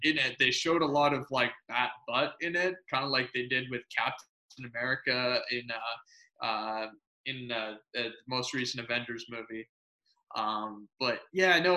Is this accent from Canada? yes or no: yes; Canada; I'm Canadian.